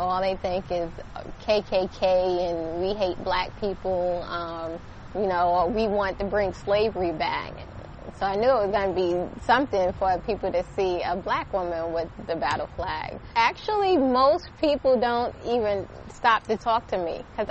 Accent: New York, United States; also born or lived in Richmond, Virginia; now in Virginia, United States; I grew up in New York

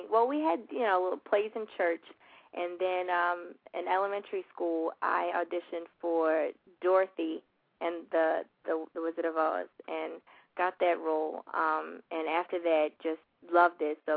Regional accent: Baltimore, Maryland, United States; I am from Baltimore. Um, I, I lived there for a while, and then we moved like ten minutes um, outside of the city um, to to the county.

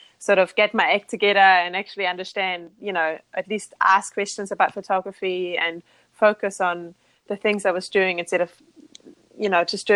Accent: Austria; English is a second language; moved away as an adult; I'm from Austria in Europe, not Australia, Austria

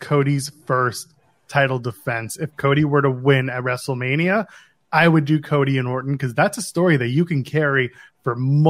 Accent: Australia; I am Australian.

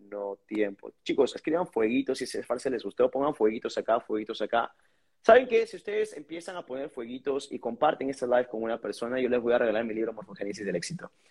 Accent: Lima, Peru; Yo soy una persona de San Juan de Uribancho, común y corriente

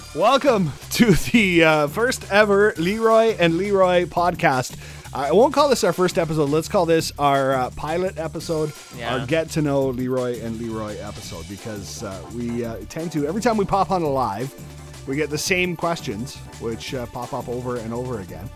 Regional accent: Moose Jaw, Saskatchewan, Canada; I'm born and raised in Moose Jaw

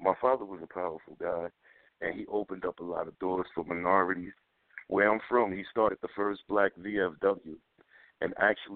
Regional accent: Passaic, New Jersey, United States; where I'm from Passaic.

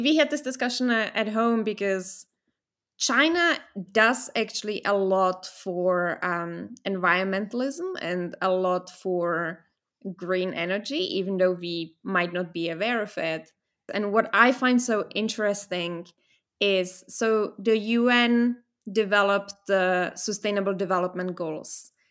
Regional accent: Vienna, Austria; moved away; also born or lived in Czech Republic; I was born in a Czech Republic, and then I got lucky because I got to move to Austria, to Vienna, f, to live with my father

